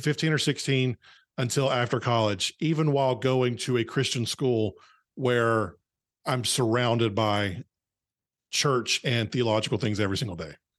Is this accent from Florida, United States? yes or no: no; North Carolina, United States; I grew up in a small town in North Carolina, uh, that no one's ever heard of.